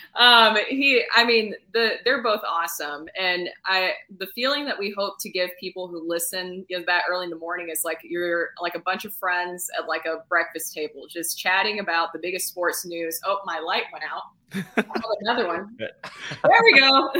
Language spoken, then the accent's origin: English; Tennessee, United States; accent: Southern; bartending until I could convince people that I wasn't from Tennessee.